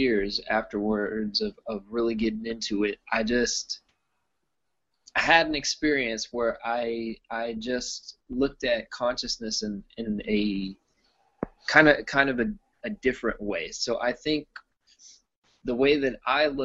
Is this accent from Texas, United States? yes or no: yes; Austin, Texas, United States; I'm from Austin, Texas. That's where I stay